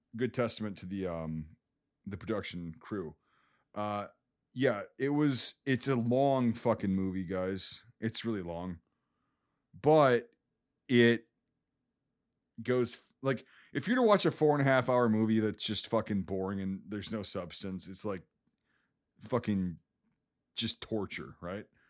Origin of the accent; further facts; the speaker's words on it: Wisconsin, United States; I live in Wisconsin, I grew up in Wisconsin.